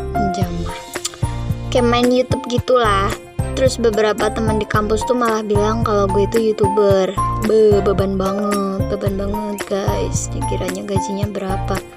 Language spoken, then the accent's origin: Indonesian; Yogyakarta, Special Region of Yogyakarta, Indonesia; accent: medok; Aku asli orang Jogja, tinggal di Gunung Kidul